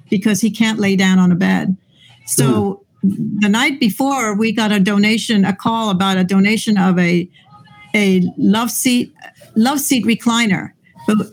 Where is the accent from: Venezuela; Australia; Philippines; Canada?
Venezuela; moved away as an adult; now in Lancaster, United States; I'm from Venezuela